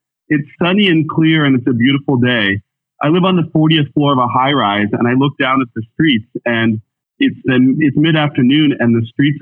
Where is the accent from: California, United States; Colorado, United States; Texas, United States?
Colorado, United States; Boulder County; moved away as an adult; now in New York City, United States; I'm actually Boulder County native